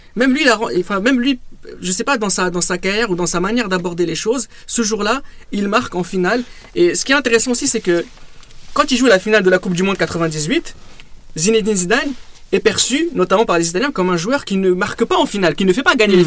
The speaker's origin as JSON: {"language": "French", "country": "France", "said": "nous, en tant que Français"}